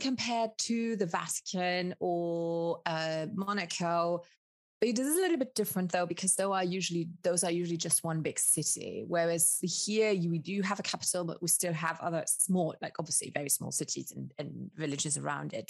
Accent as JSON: {"language": "English", "country": "Luxembourg", "tie": "born or raised there", "also_born_or_lived": "Colombia / United Kingdom", "said": "I am from Luxembourg have grown up in Luxembourg. I was born okay. in Colombia, South America"}